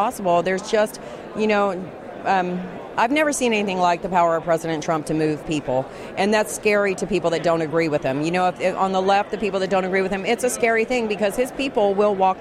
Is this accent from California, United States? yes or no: yes; California, United States; also born or lived in Washington, D.C.; I'm from California, but I've been in D.C. since August